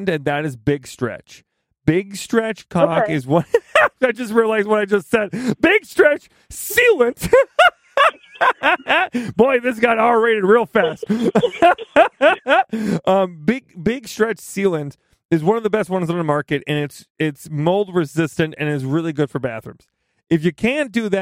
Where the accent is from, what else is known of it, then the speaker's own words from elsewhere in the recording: Midwest, United States; I just am from the Midwest, so everything, it just sounds bad. My accent doesn't make this better